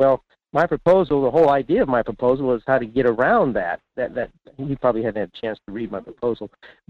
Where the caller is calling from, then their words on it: Fairbanks, Alaska, United States; in Fairbanks.